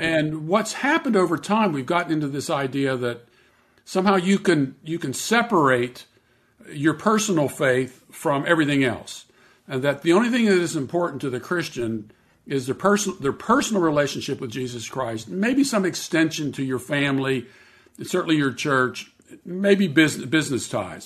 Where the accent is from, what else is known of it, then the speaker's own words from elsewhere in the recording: Pittsburgh, Pennsylvania, United States; I grew up in Pittsburgh, Pennsylvania